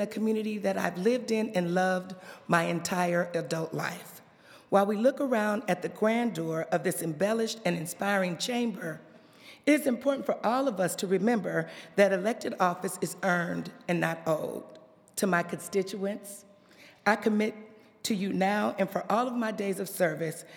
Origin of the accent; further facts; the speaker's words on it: Los Angeles, California, United States; I was born and raised in California. I went to elementary school at this cute little place called Wilshire Crest on Wilshire on the west side. And I graduated from Hollywood High School.